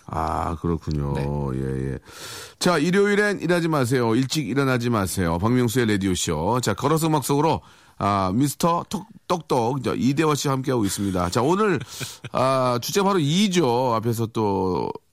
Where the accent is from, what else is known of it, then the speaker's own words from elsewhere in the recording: South Korea; 대한민국 사람으로서 자랑스럽죠